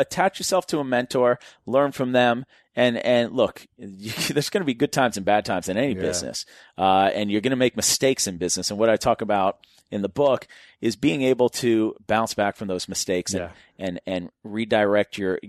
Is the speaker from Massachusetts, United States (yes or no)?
yes; Newton, Massachusetts, United States; I used to drive around and look at houses in my neighborhood that I grew up in Newton, Massachusetts.